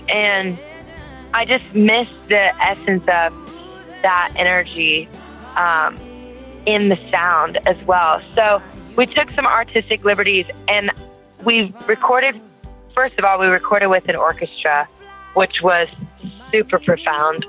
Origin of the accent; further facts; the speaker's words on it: Louisiana, United States; I'm from Louisiana